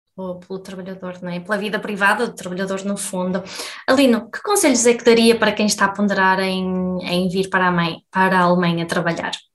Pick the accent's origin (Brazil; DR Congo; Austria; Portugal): Portugal; now in Germany; já saí de Portugal há algum tempo